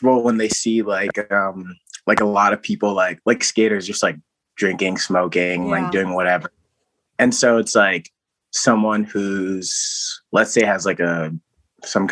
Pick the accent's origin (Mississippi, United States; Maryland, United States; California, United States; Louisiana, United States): Maryland, United States; Silver Spring; I'm originally from Maryland, Silver Spring